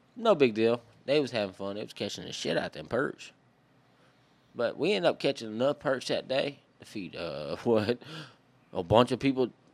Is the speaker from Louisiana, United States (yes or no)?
yes; Maryville, Louisiana, United States; accent: Cajun; also born or lived in Jarrett, Louisiana; I was raised in Maryville, Louisiana, which is just a little, little tiny, little, like, one gas station is what they got, my boy, between Dritter and Texas